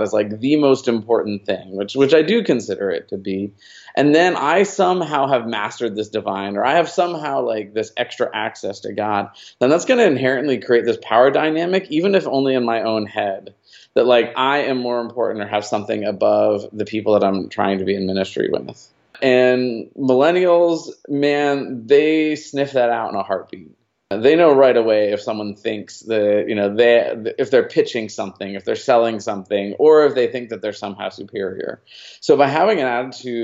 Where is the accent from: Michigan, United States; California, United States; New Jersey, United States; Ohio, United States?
New Jersey, United States; moved away as an adult; now in Dallas, United States; I grew up in New Jersey